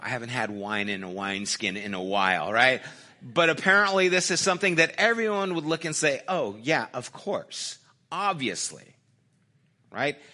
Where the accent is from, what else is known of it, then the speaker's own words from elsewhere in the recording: United States; I'm an American